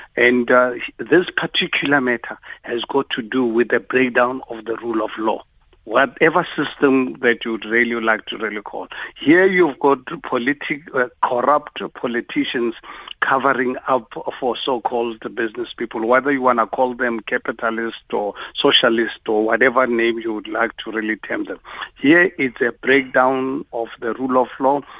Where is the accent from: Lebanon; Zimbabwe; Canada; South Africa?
South Africa; as a South African